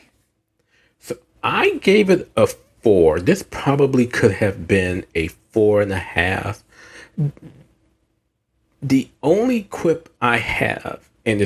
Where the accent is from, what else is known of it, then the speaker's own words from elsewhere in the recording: the South, United States; I'm from the South